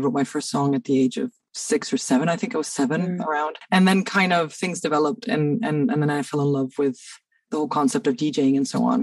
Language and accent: English; Cairo, Cairo Governorate, Egypt; moved away as an adult; now in Denmark; I grew up in Cairo, but I moved here.